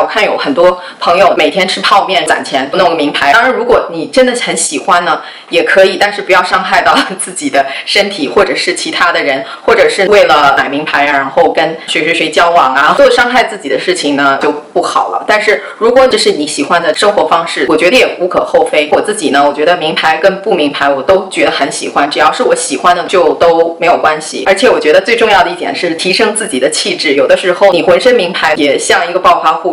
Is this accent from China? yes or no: yes; Taiyuan, Shanxi, China; moved away as an adult; also born or lived in Datong, Shanxi; now in United States; 我祖籍是河北的， 跟着我爷爷那边， 但是我不是在那边出生长大的，我是在山西太原出生长大的， 所以我一般会跟人说我是山西太原人。半个太原人， 半个大同人吧， 因为我奶奶家在大同， 所以我在大同呢也生活了很长时间， 所以基本上我就会跟人家说我是山西人